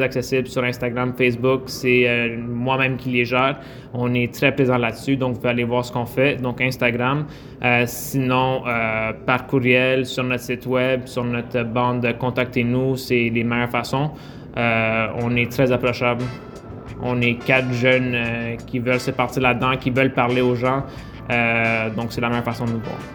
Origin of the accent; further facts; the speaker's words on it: Quebec, Canada; on est des Québécois d'origine italienne